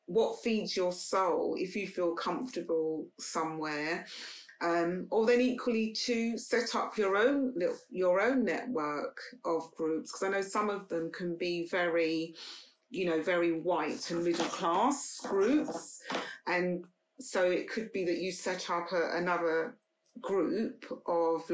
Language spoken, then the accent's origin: English; London, United Kingdom; we moved from Paddington to Notting Hill